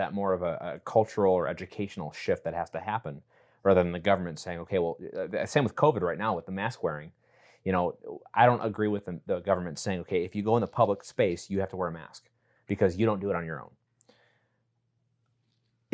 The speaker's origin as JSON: {"language": "English", "town": "West Allis", "region": "Wisconsin", "country": "United States", "tie": "born or raised there", "said": "we're both from Wisconsin and I grew up in Milwaukee, specifically West Allis"}